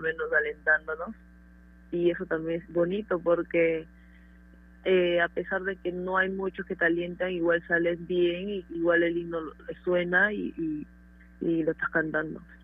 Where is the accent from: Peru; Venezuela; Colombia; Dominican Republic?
Peru; como peruanos que somos fuertes, guerreros